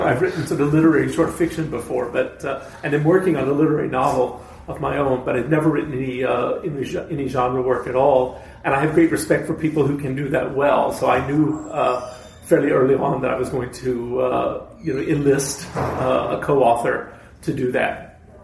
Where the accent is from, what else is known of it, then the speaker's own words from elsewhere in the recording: East Texas, United States; I grew up in East Texas